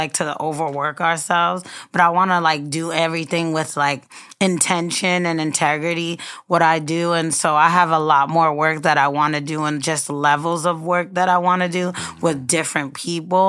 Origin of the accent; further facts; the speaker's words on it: Mount Vernon, New York, United States; now in Brooklyn, United States; I'm actually from Mount Vernon.